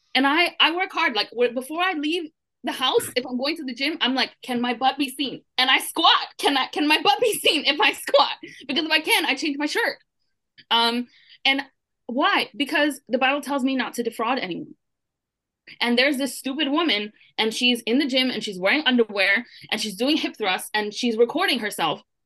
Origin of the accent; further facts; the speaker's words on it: Brooklyn, New York, United States; I'm from Brooklyn, and I'm Puerto Rican